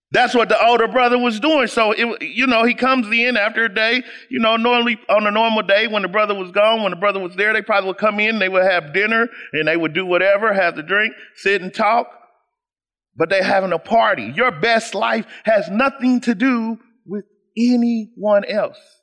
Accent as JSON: {"language": "English", "town": "Kansas City", "country": "United States", "tie": "born or raised there", "said": "I am essentially a boy from Kansas City"}